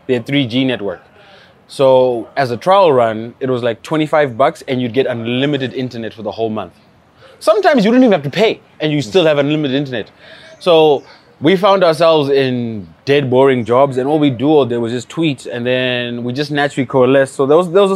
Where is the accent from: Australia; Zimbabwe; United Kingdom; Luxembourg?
Zimbabwe; we are from Zimbabwe.